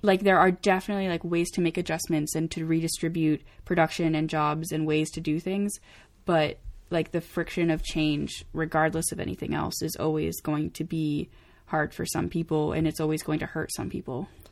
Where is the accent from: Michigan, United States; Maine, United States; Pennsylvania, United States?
Maine, United States; moved away; I'm from Maine, um, and first of all, Maine is mostly trees